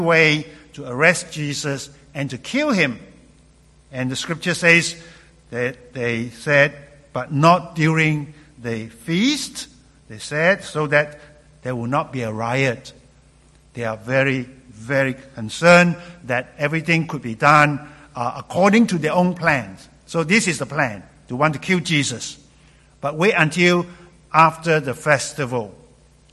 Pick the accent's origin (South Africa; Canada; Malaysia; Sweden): Malaysia; moved away as an adult; also born or lived in London, England; Growing up in Malaysia